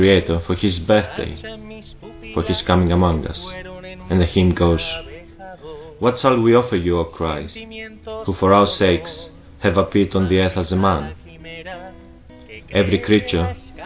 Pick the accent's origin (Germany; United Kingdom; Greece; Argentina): Greece; Thessaloniki, Central Macedonia; I'm from Thessalonica, Greece.